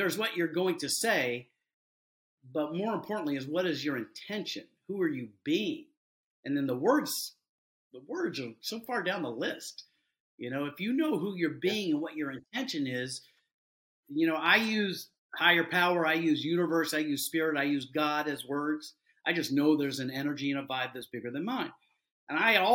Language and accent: English; Deep South, United States; I developed that growing up in the Deep South